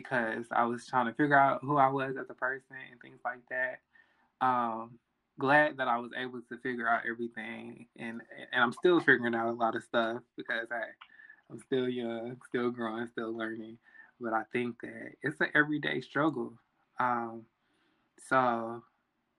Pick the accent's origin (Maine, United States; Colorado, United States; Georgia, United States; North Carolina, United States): North Carolina, United States; Charlotte; I am from the South, Charlotte, North Carolina. So growing up in like middle school and elementary